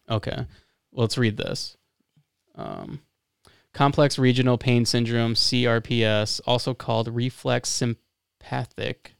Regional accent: Florida, United States; now in Michigan, United States

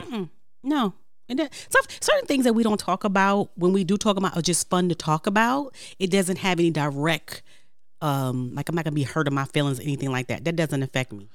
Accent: New York City, New York, United States; I'm from Brooklyn, so I talk with my hands.

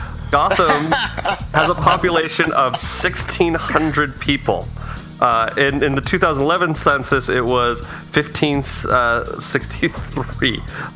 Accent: Utah, United States; because I'm from Utah

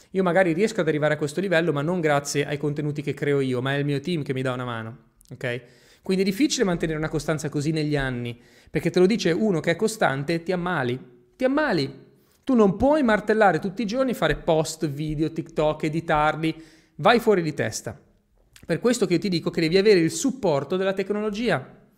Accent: Genoa, Liguria, Italy; accent: Genoese; Io ho l'accento genovese

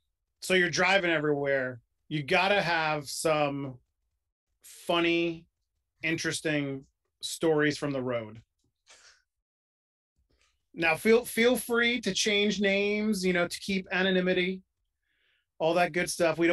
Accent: New York, United States; also born or lived in tri-state area; So, being from New York, I grew up in New York. I lived in the tri-state area for a while.

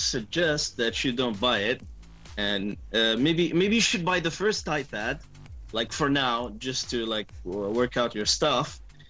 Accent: Saudi Arabia; I know I'm from Saudi Arabia and everything

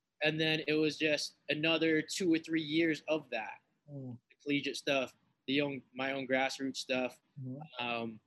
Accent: Lynn, Massachusetts, United States; my own grassroots project I dedicated to my hometown is called Entering Shaolin. I'm from Massachusetts

